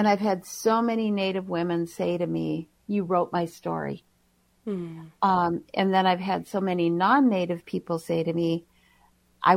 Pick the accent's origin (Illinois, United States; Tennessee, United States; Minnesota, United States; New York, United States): Minnesota, United States; White Earth Nation; now in Minneapolis, United States; I live in Minneapolis. I'm originally from the White Earth Nation